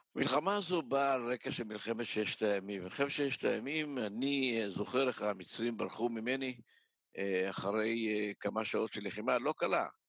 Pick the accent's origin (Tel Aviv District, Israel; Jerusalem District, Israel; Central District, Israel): Central District, Israel; Ness Ziona; יליד נס ציונה, ההורים שלי עלו ב-1925 מתימן. אה, גדלתי בנס ציונה כל חיי